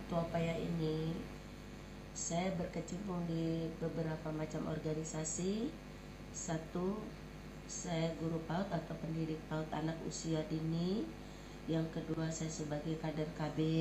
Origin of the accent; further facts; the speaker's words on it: Numbing, Riau Islands, Indonesia; born there; Eh, saya lahir di Desa Numbing, tanggal 13 Juni tahun 1972.